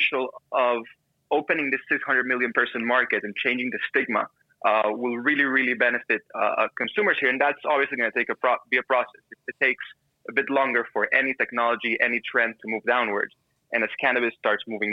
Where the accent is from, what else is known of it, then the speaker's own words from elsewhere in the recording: Panama; I grew down here in Panama